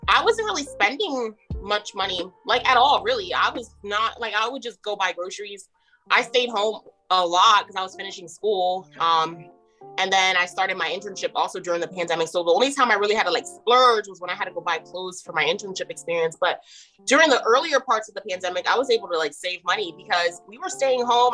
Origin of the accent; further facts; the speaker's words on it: New Jersey, United States; moved away as an adult; now in Maryland, United States; I'm actually from New Jersey